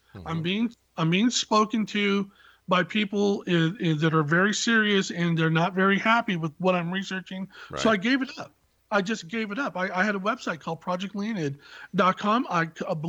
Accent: Silicon Valley, California, United States; I was born in the Silicon Valley

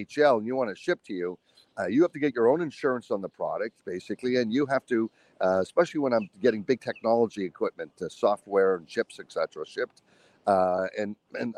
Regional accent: United States; as an American

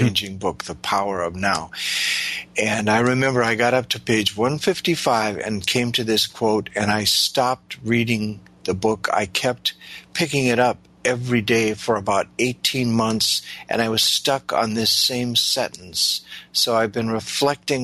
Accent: Midwest of the U.S., United States; moved away; I came from the Midwest of the U.S.

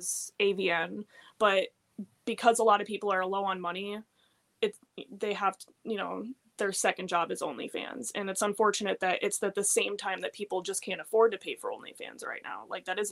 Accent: Florida, United States; also born or lived in Fort Lauderdale, Florida; I grew up in Florida

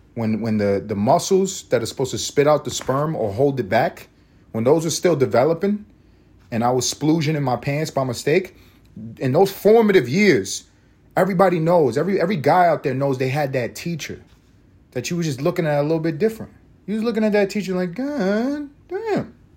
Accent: New York City, New York, United States; I went to sc, middle school in my hometown of East Harlem, New York City

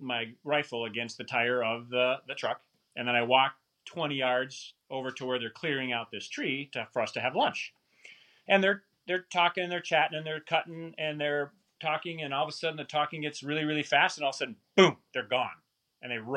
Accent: Wisconsin, United States; moved away as an adult; also born or lived in Portland, Oregon; born and raised in Wisconsin

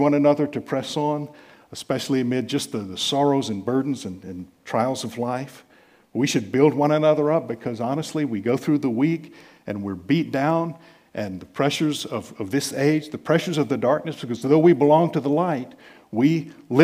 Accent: United States; being American

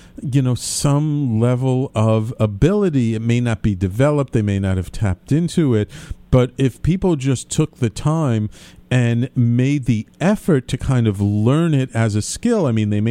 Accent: New York City, New York, United States; I grew up in a very Irish-Italian Jewish neighborhood in the Bronx when I was a kid.

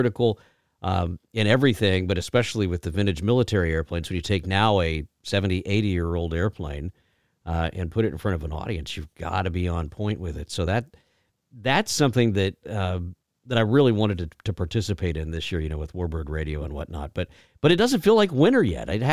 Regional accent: South Texas, United States; moved away; growing up down in South Texas

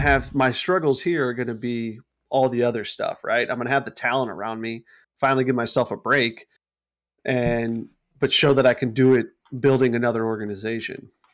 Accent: St. Louis, Missouri, United States; Saint Louis guy from my hometown

